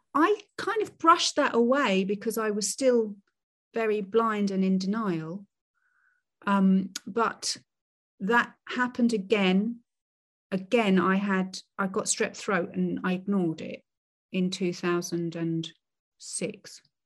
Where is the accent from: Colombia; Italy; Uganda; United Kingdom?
United Kingdom; I'm I'm British